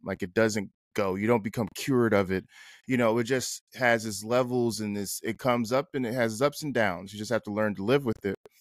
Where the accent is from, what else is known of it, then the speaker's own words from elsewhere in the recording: North New Jersey, United States; moved away as an adult; also born or lived in Atlanta / Los Angeles / Baltimore; I lived in L A, and we're from North New Jersey